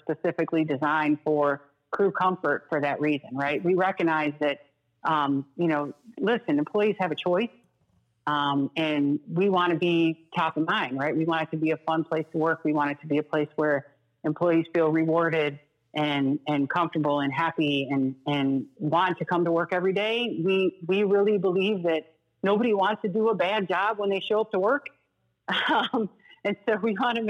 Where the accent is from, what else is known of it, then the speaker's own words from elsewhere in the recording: Detroit, Michigan, United States; moved away; also born or lived in Chicago; I grew up in Detroit, but I was Chicagoan for 15 years